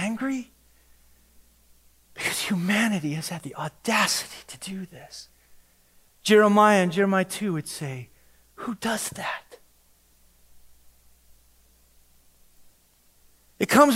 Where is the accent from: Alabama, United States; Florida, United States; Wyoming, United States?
Wyoming, United States; moved away; I'm from Wyoming.